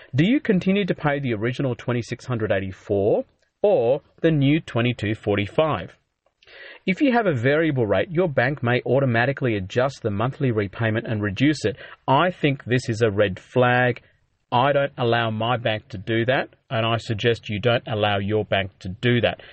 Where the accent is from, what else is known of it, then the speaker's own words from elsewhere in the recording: Adelaide, South Australia, Australia; moved away as an adult; now in Melbourne, Australia; I grew up in Adelaide, But I moved to Melbourne, um, after medical school